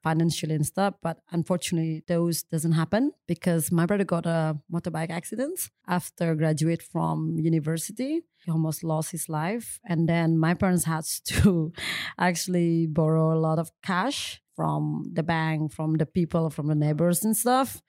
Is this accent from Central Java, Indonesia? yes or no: no; Bali, Indonesia; English is a second language; I'm come from Bali, obviously. Small town is actually located north is of Bali